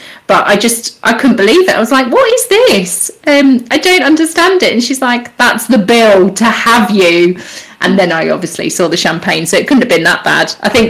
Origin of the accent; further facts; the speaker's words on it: Abu Dhabi, United Arab Emirates; born there; I do remember, actually, because I was born out in Abu Dhabi